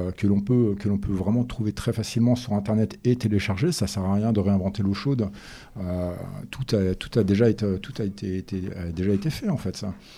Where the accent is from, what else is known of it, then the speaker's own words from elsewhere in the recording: France; chez nous en France